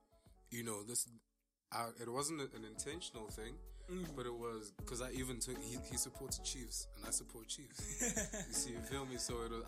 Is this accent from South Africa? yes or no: yes; South Africa; we are South Africans, you know, too young.